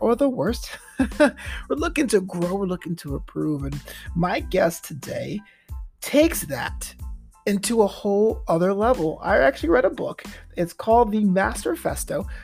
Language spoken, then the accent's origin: English; New York, United States; now in Culver City, United States; I'm from New York